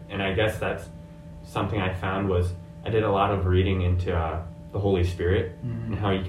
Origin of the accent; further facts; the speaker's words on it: Japan; now in United States; Growing up in Japan, where there isn't really any Christianity there